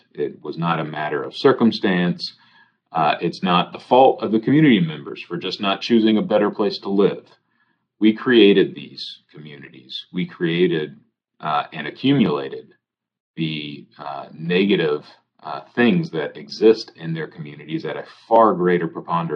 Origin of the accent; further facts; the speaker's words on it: Houston, Texas, United States; I come from Houston. I advocated in Houston.